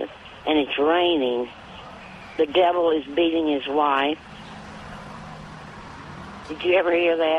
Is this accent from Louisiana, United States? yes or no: no; Mount Pleasant, Tennessee, United States; moved away; I'm from Tennessee, too.